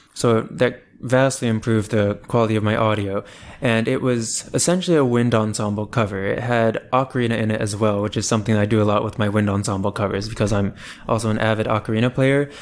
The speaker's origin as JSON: {"language": "English", "town": "Columbia", "region": "Maryland", "country": "United States", "said": "I am originally from Columbia, Maryland, which is a suburb of Baltimore, and I still live in the Baltimore area right now"}